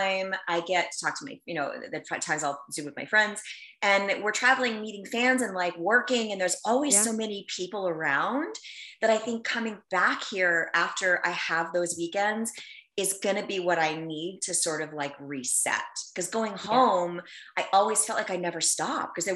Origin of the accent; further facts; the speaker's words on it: New York, United States; moved away; I'm from New York